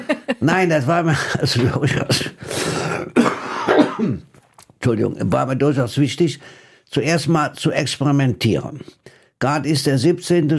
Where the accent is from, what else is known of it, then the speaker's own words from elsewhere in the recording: Rhineland, Germany; als Rheinländer